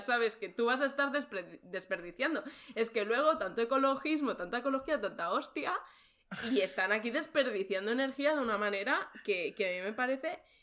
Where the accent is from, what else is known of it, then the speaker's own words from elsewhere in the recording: Barcelona, Catalonia, Spain; moved away as an adult; now in Germany; he estudiado Historia del Arte, vengo de Barcelona.